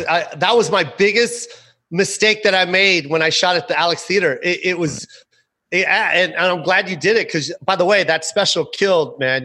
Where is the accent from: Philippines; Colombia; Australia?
Philippines; we've been speaking English for a hundred years now.